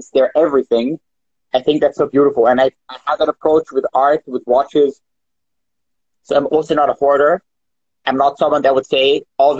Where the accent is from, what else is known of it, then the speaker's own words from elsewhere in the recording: Israel; now in Vienna, Austria; I'm from Israel, I'm from an Oriental family